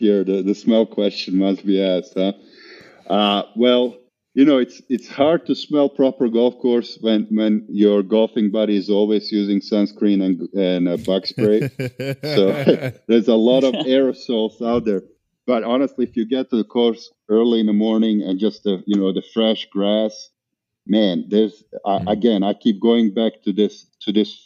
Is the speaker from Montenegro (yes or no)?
yes; Montenegro; moved away as an adult; also born or lived in Bosnia; now in Atlanta, United States; We literally went on vacation to my father's country of Montenegro